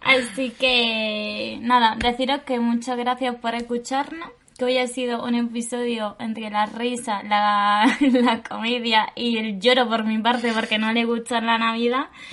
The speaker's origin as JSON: {"language": "Spanish", "town": "Granada", "region": "Andalusia", "country": "Spain", "moved": "yes", "said": "la mayoría somos de Granada. O sea, todos somos de Granada."}